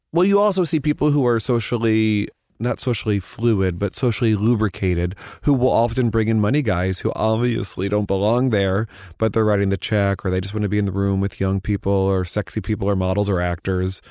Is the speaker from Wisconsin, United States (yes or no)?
no; Missouri, United States; now in New York, United States; I'm from Missouri.